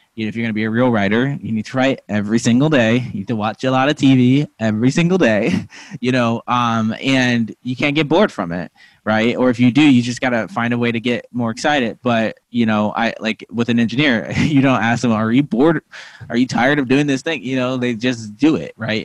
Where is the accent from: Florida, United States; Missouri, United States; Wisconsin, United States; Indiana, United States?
Missouri, United States; moved away as an adult; also born or lived in Lincoln, Nebraska / New Hampshire; I was born in like you know, Lincoln, Nebraska, but I was raised mostly in Missouri